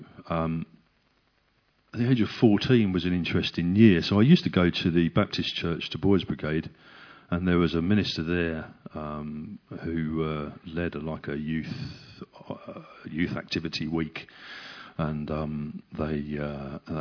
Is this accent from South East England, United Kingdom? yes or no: yes; Hildenborough, South East England, United Kingdom; I grew up in Hildenborough, so not so very far from you guys.